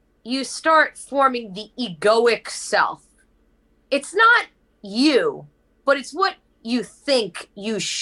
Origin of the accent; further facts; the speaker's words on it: New York City, New York, United States; moved away; also born or lived in Nashville, Tennessee / Los Angeles, California; I'm from Brooklyn, New York, Italian, Dutch, Swedish